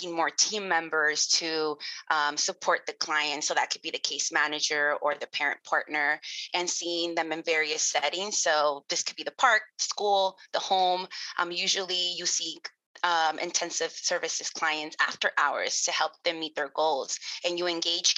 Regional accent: Los Angeles, California, United States; I was born and raised in Los Angeles, California

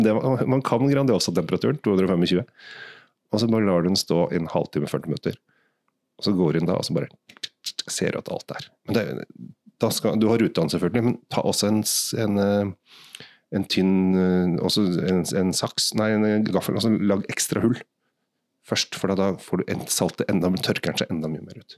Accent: Asker, Akershus, Norway; Jeg kommer jo bare fra Asker.

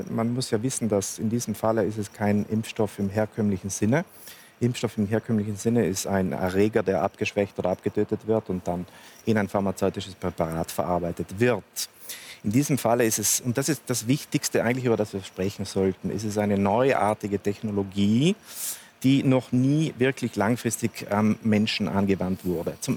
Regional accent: Trentino-Alto Adige, Italy; wie auch bei uns in Südtirol zum Beispiel

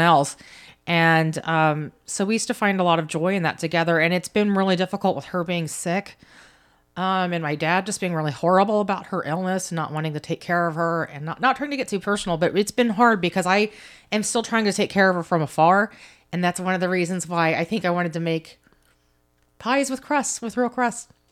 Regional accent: United States; being an American citizen

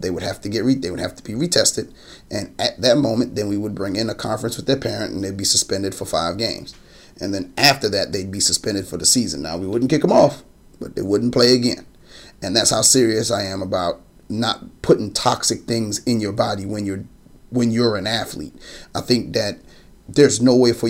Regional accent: New Jersey, United States; me growing up in Jersey

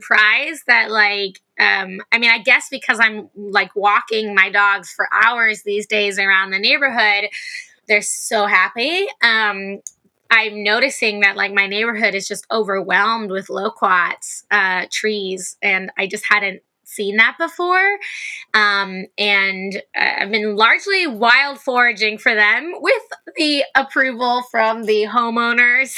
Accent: United States; now in Los Angeles, United States; as an American

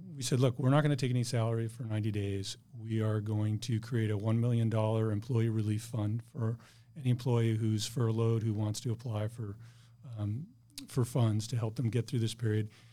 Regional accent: Bloomfield, Connecticut, United States; moved away as an adult; now in San Diego, United States; I grew up in a small town called Bloomfield, Connecticut

